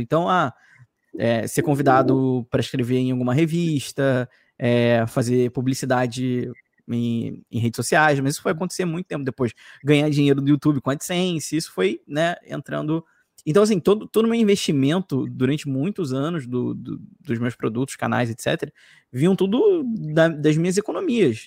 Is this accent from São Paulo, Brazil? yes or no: no; Rio de Janeiro, Brazil; accent: carioca; eu sou carioca, chio muito